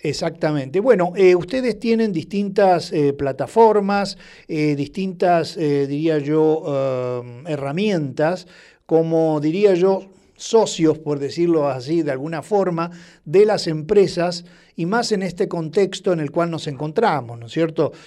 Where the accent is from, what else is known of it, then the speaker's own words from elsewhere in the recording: Rosario, Santa Fe, Argentina; como rosarino